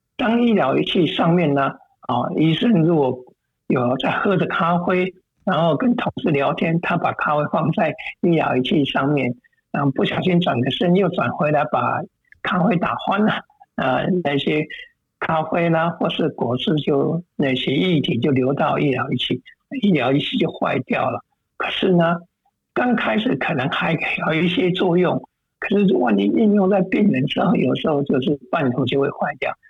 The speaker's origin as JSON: {"language": "Chinese", "region": "Taichung", "country": "Taiwan", "tie": "born or raised there", "moved": "yes", "lives_now": "United States", "said": "这家医院就是在台中我的家乡的那个"}